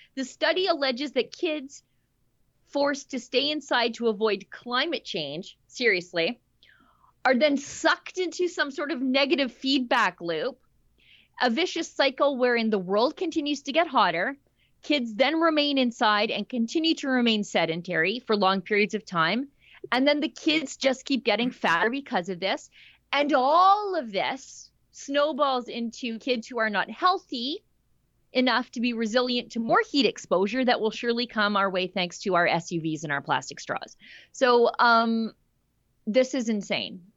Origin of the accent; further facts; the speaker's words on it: Alberta, Canada; I'm Canadian, but also I'm Albertan.